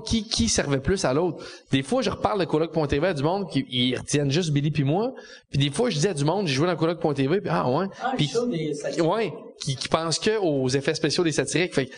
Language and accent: French; Quebec City, Quebec, Canada; moved away as an adult; now in Montreal, Canada; je viens de Québec